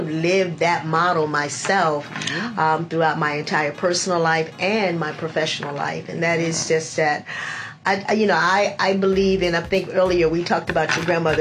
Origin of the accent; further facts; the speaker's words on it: Philadelphia, Pennsylvania, United States; moved away; also born or lived in Virginia; I'm from Philadelphia